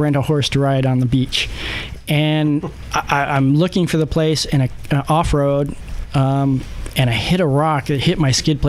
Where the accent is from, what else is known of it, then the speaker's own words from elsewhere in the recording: San Diego, California, United States; I grew up in San Diego and spent a lot of time in Baja.